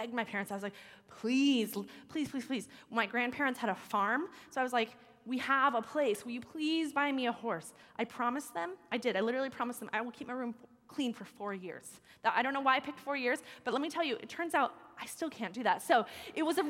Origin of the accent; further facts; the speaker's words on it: United States; as an American Christian